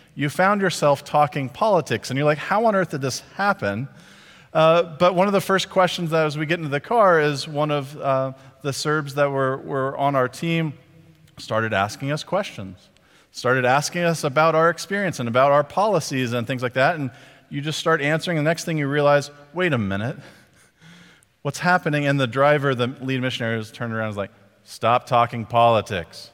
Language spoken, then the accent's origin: English; Texas, United States; I was from Texas